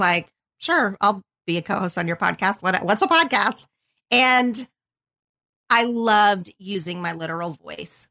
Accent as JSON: {"language": "English", "region": "southern Oklahoma", "country": "United States", "tie": "born or raised there", "moved": "as an adult", "lives_now": "Los Angeles, United States", "said": "I grew up in a super tiny town in southern Oklahoma"}